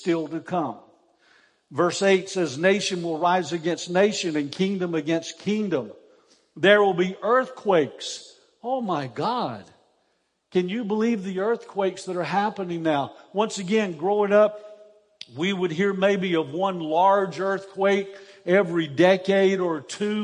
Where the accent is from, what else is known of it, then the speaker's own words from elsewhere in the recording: Easley, South Carolina, United States; I grew up in Easley, South Carolina